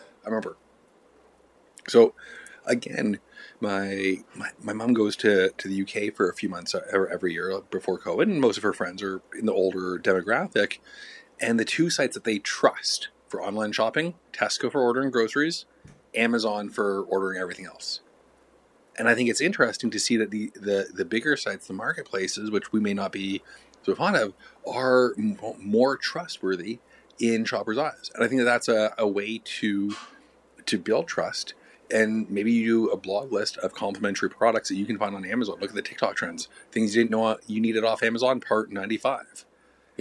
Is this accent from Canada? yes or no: yes; Canada; I am Canadian.